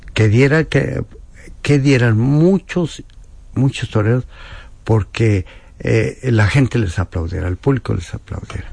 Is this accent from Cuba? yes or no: no; Mexico